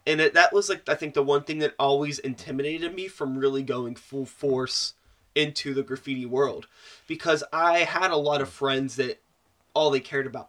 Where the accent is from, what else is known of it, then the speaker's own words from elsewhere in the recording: Wilkinsburg, Pennsylvania, United States; I grew up in Wilkinsburg in the early 90s.